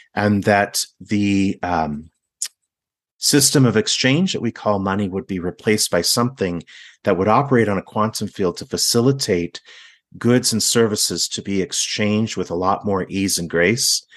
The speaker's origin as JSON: {"language": "English", "town": "Laguna Beach", "region": "California", "country": "United States", "said": "I'm from Laguna Beach"}